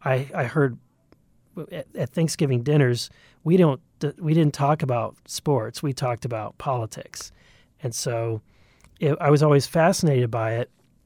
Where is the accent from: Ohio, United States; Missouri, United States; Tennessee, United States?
Missouri, United States; I grew up in Southwest Missouri, really in the back door, in the shadows of what is now Bass Pro, the big Bass Pro headquarters.